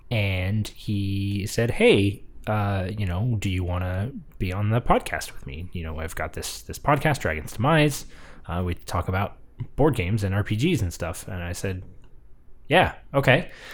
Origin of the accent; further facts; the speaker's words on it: The Woodlands, Texas, United States; born or raised there; moved away